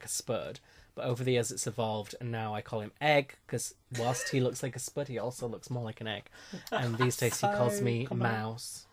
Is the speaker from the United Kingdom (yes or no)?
yes; Yorkshire and the Humber, United Kingdom; I'm from Yorkshire